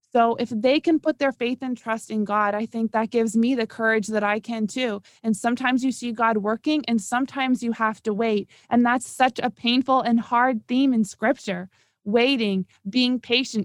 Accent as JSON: {"language": "English", "town": "Toronto", "region": "Ontario", "country": "Canada", "tie": "born or raised there", "moved": "as an adult", "lives_now": "South Florida, United States", "said": "originally and for my whole life, I'm from Toronto"}